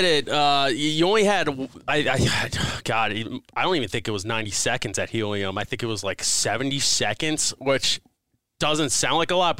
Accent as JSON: {"language": "English", "town": "Malvern", "region": "Pennsylvania", "country": "United States", "tie": "born or raised there", "said": "I grew up in Malvern"}